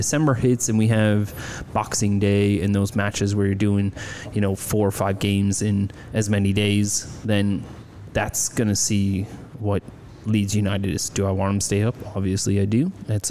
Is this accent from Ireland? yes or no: yes; Ireland; being Irish